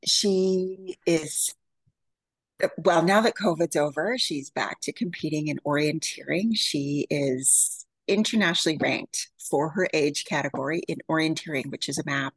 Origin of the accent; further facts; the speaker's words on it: Yukon, Canada; moved away; So I was born and raised in the Yukon, which for your American, for anybody who doesn't know, this is just east of Alaska.